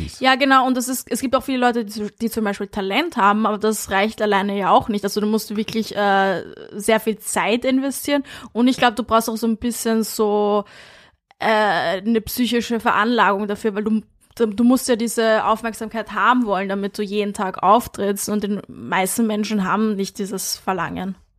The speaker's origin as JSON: {"language": "German", "region": "Vienna", "country": "Austria", "tie": "born or raised there", "moved": "yes", "lives_now": "Berlin, Germany", "said": "ich bin in Wien aufgewachsen im 22."}